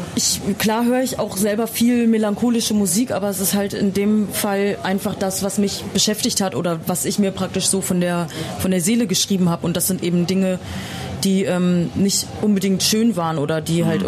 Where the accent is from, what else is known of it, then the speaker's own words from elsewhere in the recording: Bad Essen, Lower Saxony, Germany; now in Berlin, Germany; ich komme aus Niedersachsen. Ich komme aus der Nähe von Osnabrück, aus Bad